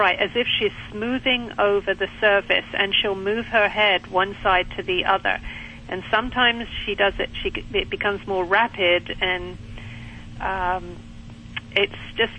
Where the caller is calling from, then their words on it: Pinehurst, North Carolina, United States; I'm calling from Pinehurst in North Carolina.